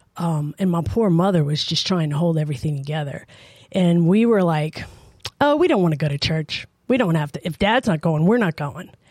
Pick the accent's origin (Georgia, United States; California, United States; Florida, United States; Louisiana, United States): Louisiana, United States; New Orleans; also born or lived in Tacoma, Washington; now in Idaho, United States; I was raised in New Orleans